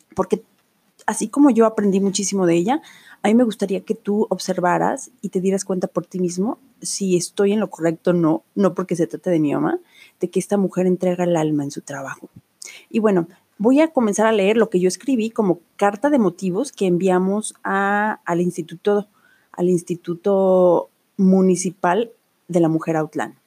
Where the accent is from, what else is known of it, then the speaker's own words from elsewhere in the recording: Autlán, Jalisco, Mexico; Aquí en Autlán. Autlán es una ciudad hermosa en el estado de Jalisco, donde yo nací y crecí